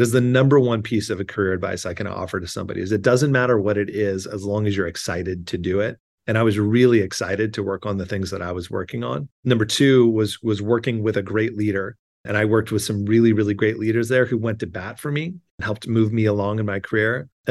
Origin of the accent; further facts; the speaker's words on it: California, United States; now in New York, United States; I grew up in Southern California. I went to school in the Bay Area and then moved back to Southern California.